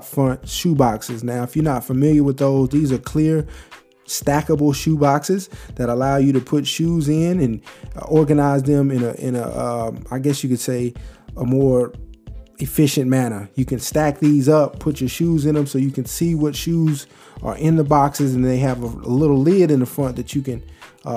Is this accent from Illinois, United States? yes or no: no; Texas, United States; I'm from Texas